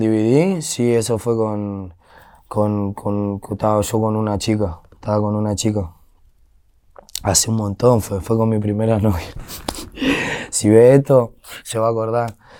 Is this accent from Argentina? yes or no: yes; Buenos Aires, Argentina; now in Derqui, Argentina; toda mi infancia sí fue en San Telmo